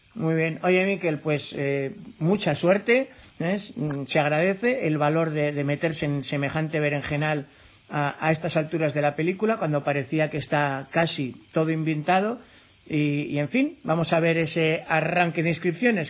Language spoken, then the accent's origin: Spanish; Navarre, Spain; yo, como navarro